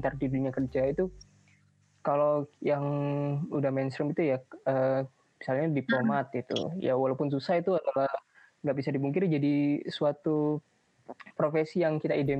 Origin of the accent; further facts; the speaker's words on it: Malang, East Java, Indonesia; moved away; aku kan ini asalnya dari Malang